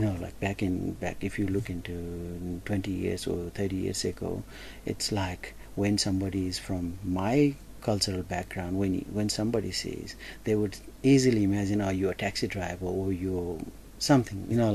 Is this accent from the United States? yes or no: no; Nepal; now in Toowoomba, Australia; I come from Nepalese community background and I represent Nepalese community